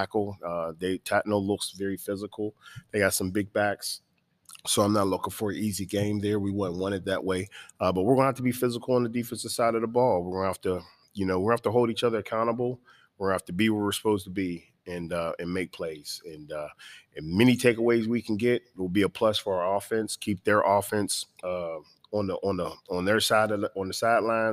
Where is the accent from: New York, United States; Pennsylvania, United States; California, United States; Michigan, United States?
Pennsylvania, United States; Pittsburgh; now in Savannah, United States; I'm from Pittsburgh, Pennsylvania